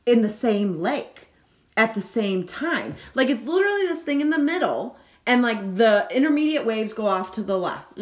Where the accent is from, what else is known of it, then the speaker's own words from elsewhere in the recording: United States; we're American